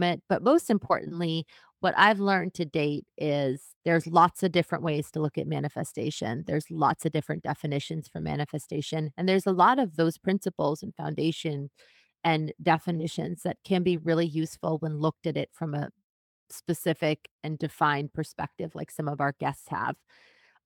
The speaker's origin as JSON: {"language": "English", "region": "New Hampshire", "country": "United States", "tie": "born or raised there", "said": "New Hampshire is my home state"}